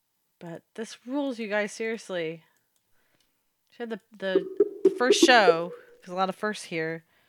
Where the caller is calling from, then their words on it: New Jersey, United States; I am calling from New Jersey.